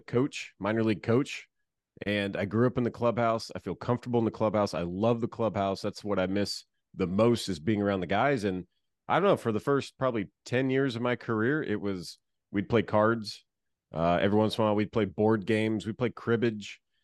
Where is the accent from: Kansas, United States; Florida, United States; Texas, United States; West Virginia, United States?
Florida, United States; I grew up in Florida